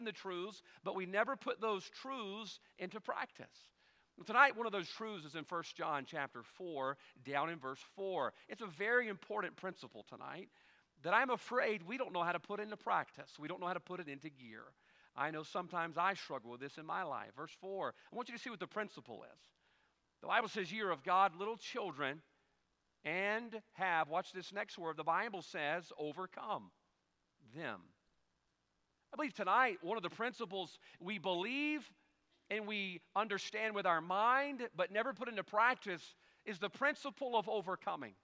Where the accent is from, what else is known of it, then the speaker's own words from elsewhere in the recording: United States; I'm an American man